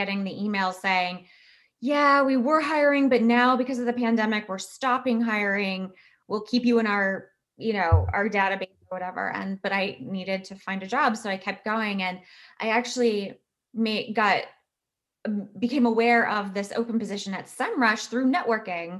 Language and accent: English; Virginia Beach, Virginia, United States; moved away as an adult; now in Texas, United States; I was born and raised in Virginia.